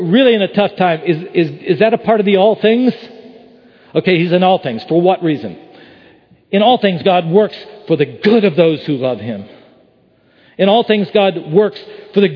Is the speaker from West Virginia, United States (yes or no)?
yes; West Virginia, United States; I grew up in West Virginia.